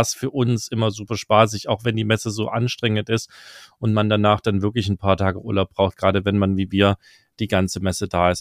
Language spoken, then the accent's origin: German; East Germany, Germany; für mich als Ostdeutscher äh, ganz spannend, weil ich noch ein bisschen Russisch spreche